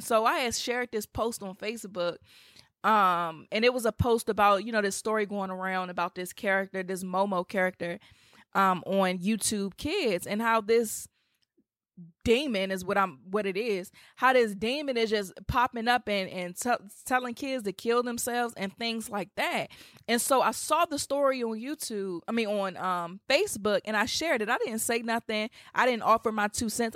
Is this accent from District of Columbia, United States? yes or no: yes; Washington, District of Columbia, United States; come to D C. I would love to meet you guys in my hometown